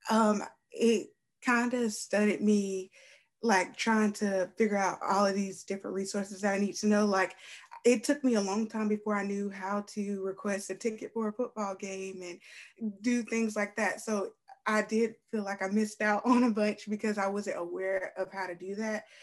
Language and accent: English; Spartanburg, South Carolina, United States; like I came from Spartanburg and that was a whole different type of environment.